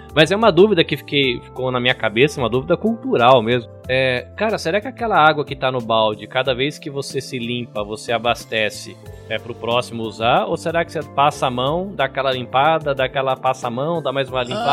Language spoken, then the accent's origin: Portuguese; Brazil; eu já fui aquele adolescente brasileiro babaca que amava a bandeira americana